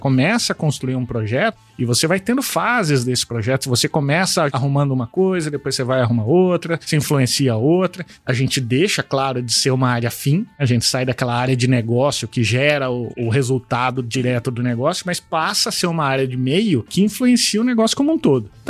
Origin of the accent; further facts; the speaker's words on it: Cuiabá, Mato Grosso, Brazil; also born or lived in Bebedouro, São Paulo; Eu sou natural do interior de São Paulo, nasci na região ali de São José do Rio Preto. Nasci em Bebedouro, mas não conheço, né? é, mas vim criança para Cuiabá